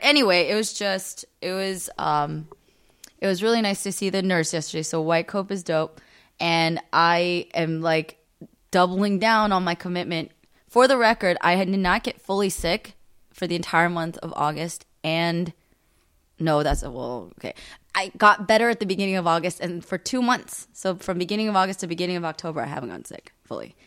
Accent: United States; I am Korean American

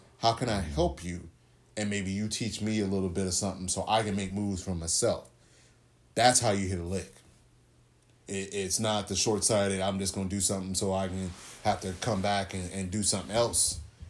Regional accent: the South, United States; I grew up in the South. Went to church a whole lot.

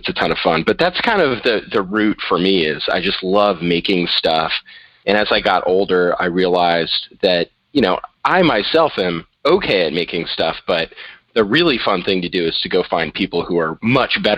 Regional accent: Boston area, southern New Hampshire, United States; also born or lived in San Francisco, California; I moved to New Hampshire when I was about 6 years old and largely grew up in the southern New Hampshire, Boston kind of area

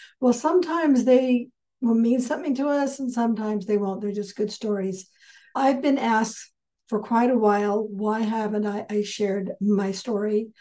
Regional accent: Southern California, United States; I was raised in Southern California

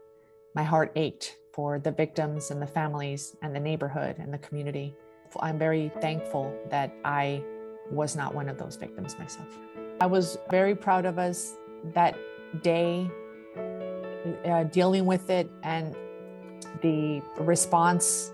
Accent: El Paso, Texas, United States; I grew up in the Ranchland Hills area, about 2 miles from the Cielo Vista Walmart

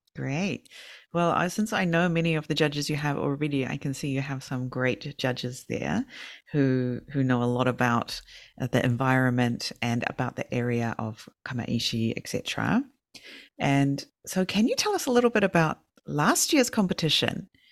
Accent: New Zealand; now in Fukushima, Japan; I'm from New Zealand

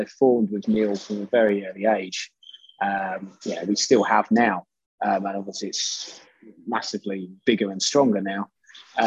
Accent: Bedfordshire, East of England, United Kingdom; we're from Bedfordshire

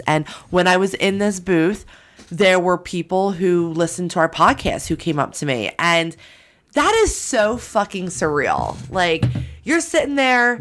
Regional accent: New Jersey, United States; I'm from Jersey

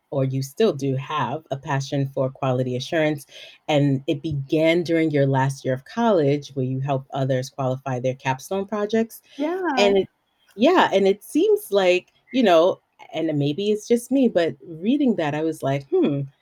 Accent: Belize; moved away as an adult; also born or lived in New York City; Yes, I was born and raised in Belize.

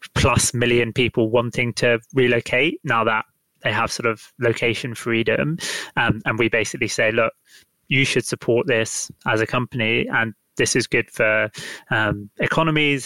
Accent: London, United Kingdom; I am from London. I am very much stuck in London right now

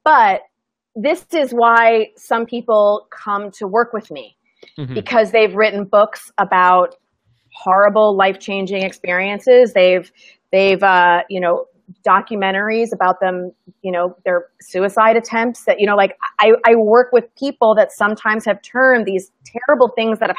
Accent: Midwest, United States; I'm from the Midwest

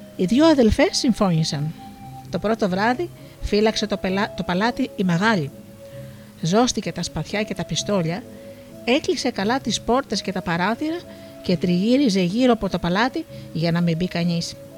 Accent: Missolonghi, West Greece, Greece; εγώ κατάγομαι από το Μοσολόγγι.

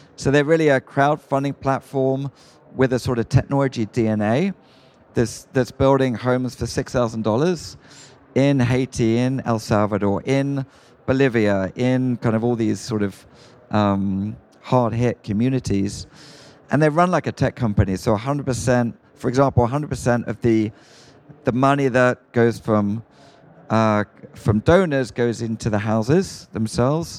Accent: United Kingdom; moved away as an adult; now in United States; as a Brit

